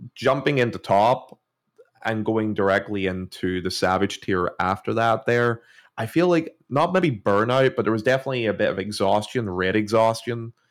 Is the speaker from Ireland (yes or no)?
yes; Ireland; I'm from Ireland